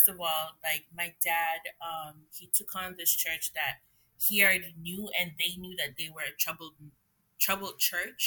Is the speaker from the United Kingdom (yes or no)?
no; Jamaica; also born or lived in Trinidad; I was born in Trinidad and I grew up in Jamaica